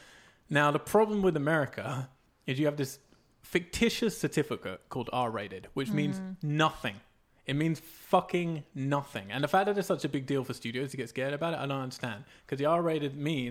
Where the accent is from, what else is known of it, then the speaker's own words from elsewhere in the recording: England, United Kingdom; now in United States; growing up in England